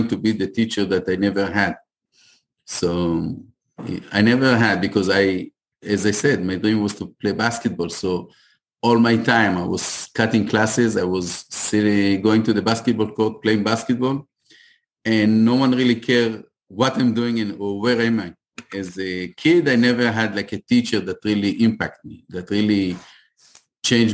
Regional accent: Ashdod, Southern District, Israel; moved away as an adult; now in United States; I am from Ashdod

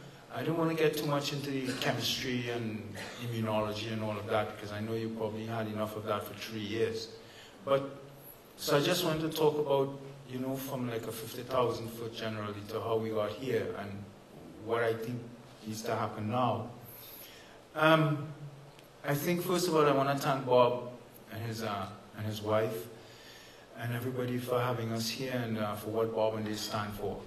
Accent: Canada; I'm proud as I'm a Canadian citizen, principally, so I'm proud

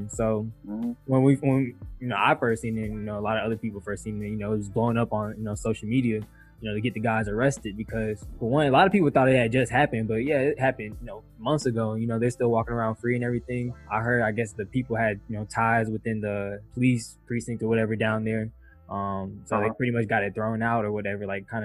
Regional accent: Atlanta, Georgia, United States; I'm a Metro Atlanta City kid

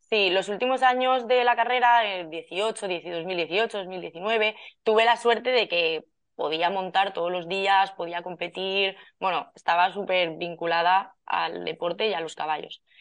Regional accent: Valencia, Valencian Community, Spain; yo soy de Valencia

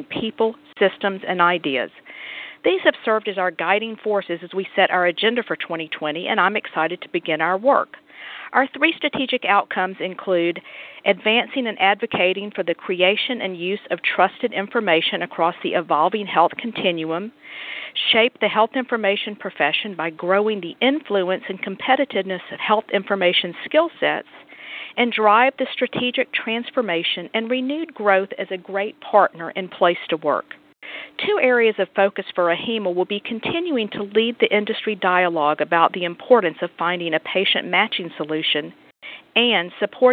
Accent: Atlanta, Georgia, United States; my hometown of Atlanta, Georgia

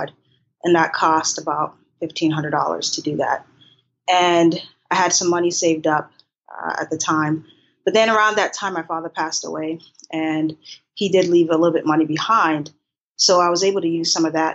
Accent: Boston, Massachusetts, United States; moved away as an adult; also born or lived in Haiti / Maryland; now in Thailand; I'm originally from Haiti and I grew up in Boston.

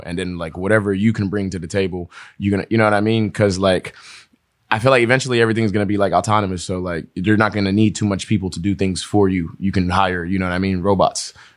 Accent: Pittsburgh, Pennsylvania, United States; also born or lived in Togo / New York / Rhode Island; we moved to New York first when we came to America. And then from New York, we were in Rhode Island for a little bit. Then we came to Pittsburgh

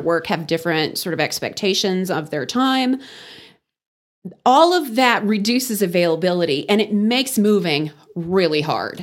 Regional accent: Wellington, Texas, United States; moved away as an adult; also born or lived in Kansas City / Dallas–Fort Worth Metroplex / Houston; now in Amarillo, United States; I grew up in Wellington

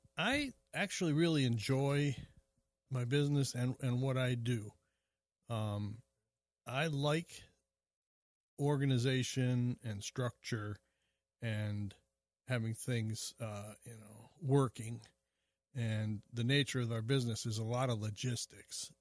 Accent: Springfield, Illinois, United States; I was born in Springfield, Illinois

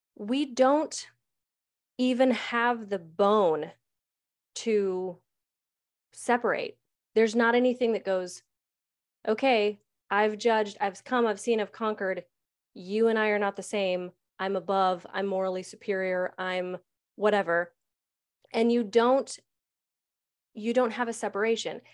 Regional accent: United States; I'm an American

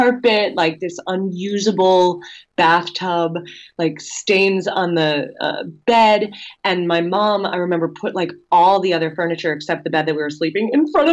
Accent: Chicago, Illinois, United States; now in New York, United States; Chicago, my hometown

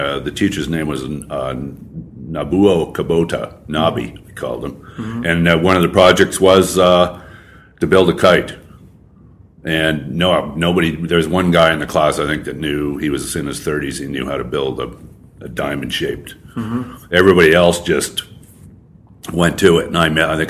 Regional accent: West Coast, Canada; moved away as an adult; also born or lived in Vancouver; now in Saskatchewan, Canada; I grew up on the West Coast.

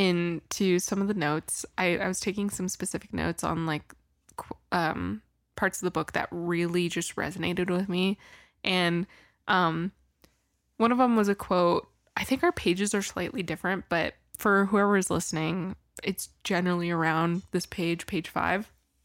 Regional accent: Washington, United States; I was born in Washington, so I love the ocean.

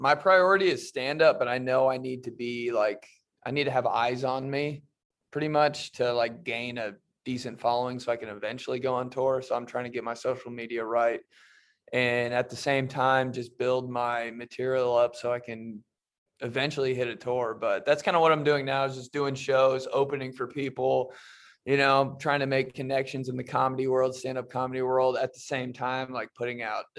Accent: Indianapolis, Indiana, United States; also born or lived in Michigan; I was born in Michigan, a little city outside Detroit. I moved to Indianapolis when I was 4.

